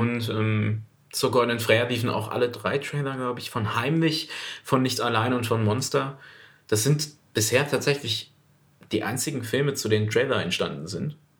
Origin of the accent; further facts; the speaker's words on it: Duisburg, North Rhine-Westphalia, Germany; Ich komme aus Duisburg